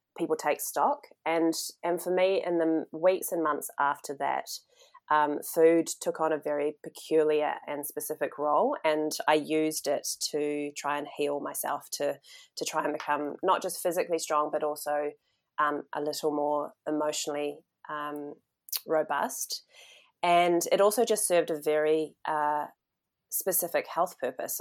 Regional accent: New Zealand; moved away as an adult; also born or lived in Melbourne, Australia; when I was in my twenties, when I actually headed outside of New Zealand

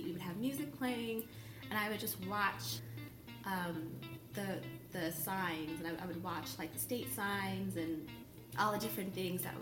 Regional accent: New York City, New York, United States; I was born in New York City

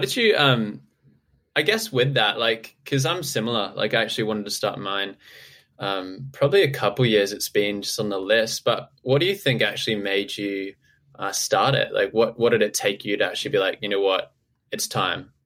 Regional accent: Townsville, Queensland, Australia; moved away; I'm from Townsville originally

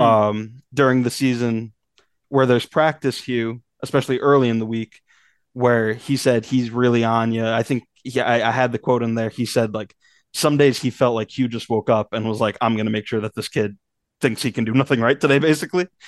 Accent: Northeast, United States; moved away; I grew up in the Northeast

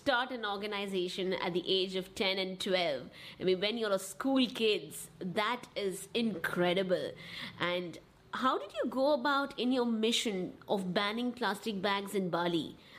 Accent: India; I am from India, and I'm in Mumbai right now.

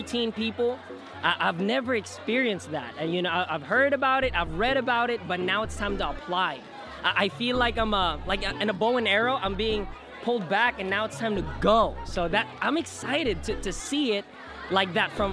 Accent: United States; moved away as an adult; now in Philippines; I'm Filipino, but... Most of my life, I grew up in America, so readjusting to be a Filipino again

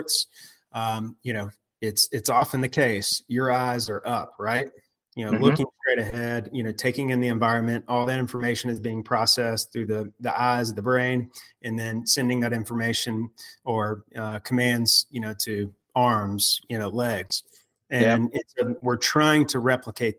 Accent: Memphis, Tennessee, United States; also born or lived in Auburn, Alabama; So I am from Memphis, Tennessee, which I'm sure you may be able to tell by a little bit of an accent. And I'm back in Memphis now, but, grew up here throughout childhood

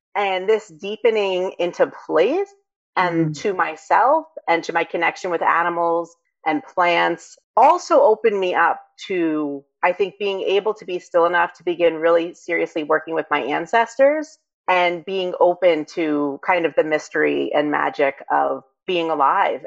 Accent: New York City, New York, United States; moved away as an adult; now in Vermont, United States; I grew up in New York

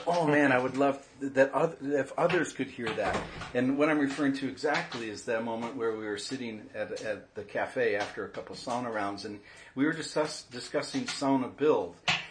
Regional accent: Minnesota, United States; now in San Francisco, United States; You know, it was easy for me. I came from Minnesota.

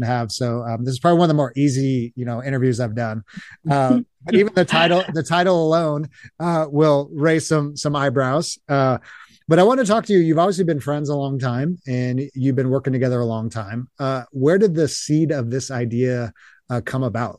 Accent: Long Beach, California, United States; born or raised there; also born or lived in Los Angeles

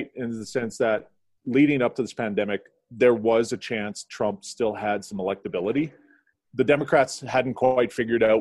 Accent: Canada; as a Canadian and on the opposite side of the continent

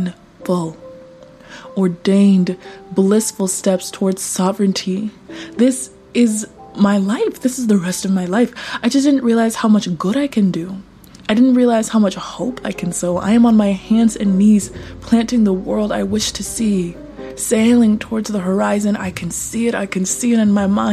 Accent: United States; I grew up poor in the United States

